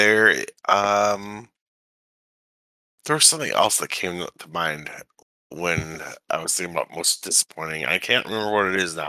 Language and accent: English; Chicago, Illinois, United States; I'm from Chicago.